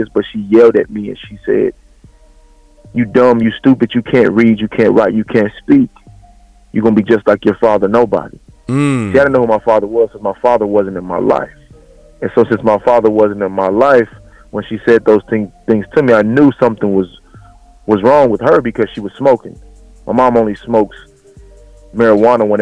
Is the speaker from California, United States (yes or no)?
yes; Los Angeles, California, United States; moved away; also born or lived in Lufkin, Texas; I was born and raised in South Central Los Angeles, California